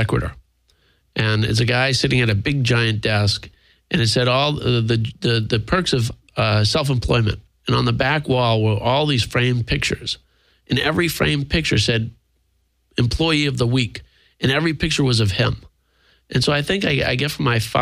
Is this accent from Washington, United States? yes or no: no; Maine, United States; moved away; also born or lived in Seattle; I grew up in Maine